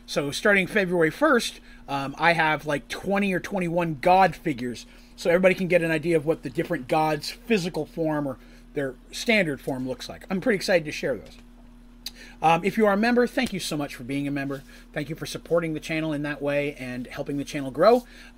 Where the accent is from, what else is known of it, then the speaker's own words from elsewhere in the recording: Canada; I'll claim asylum. I'm Canadian.